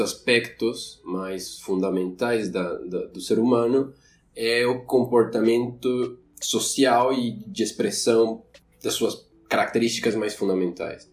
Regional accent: Quito, Pichincha, Ecuador; Portuguese is a second language; moved away as an adult; now in Florianópolis, Brazil; eu sou equatoriano, de Quito

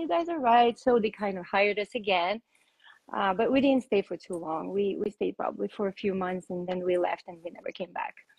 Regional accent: Russia; I was born in Russia, and um, that's where I started training for rhythmic gymnastics

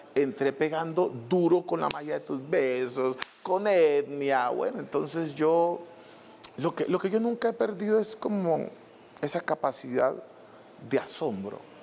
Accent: Buenaventura, Valle del Cauca, Colombia; En Buenaventura, que es de donde soy yo, eh, era la música folclórica y la salsa.

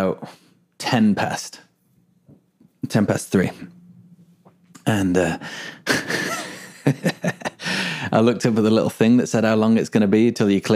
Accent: England, United Kingdom; moved away; also born or lived in Melbourne, Australia; I'm English, right? Pulled the English card. Look, mate, I am English

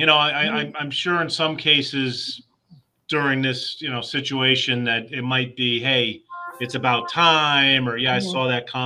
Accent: Hamden, Connecticut, United States; I am the cousin that lived in the backyard overlap growing up in Hamden

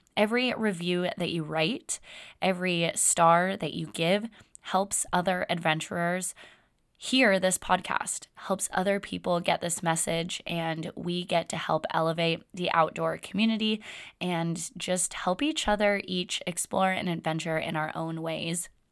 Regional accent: Windermere, Florida, United States; moved away; I grew up in Florida. And first eighteen years of my life, I lived in a small town called Windermere outside of Orlando, Florida.

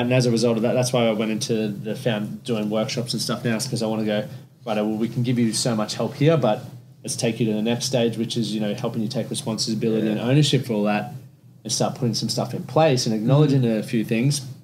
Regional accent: Toowoomba, Queensland, Australia; I grew up in Toowoomba

